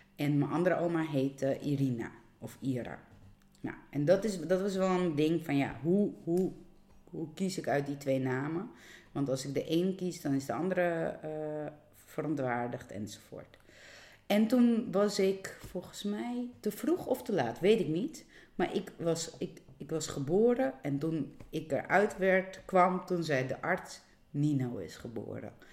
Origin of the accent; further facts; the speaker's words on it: Georgia; now in Netherlands; ik kom niet uit Nederland. Eh, ik kom uit Georgië